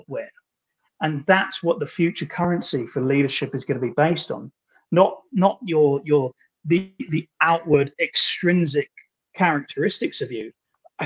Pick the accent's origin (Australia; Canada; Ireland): Ireland; I'm Irish